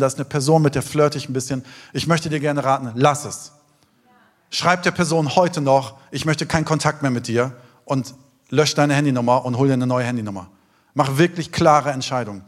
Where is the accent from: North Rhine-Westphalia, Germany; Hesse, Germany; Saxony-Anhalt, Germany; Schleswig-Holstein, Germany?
Hesse, Germany; Taunus, near Frankfurt; Ich bin im Taunus aufgewachsen, in der Nähe von Frankfurt, in den schönen Wäldern.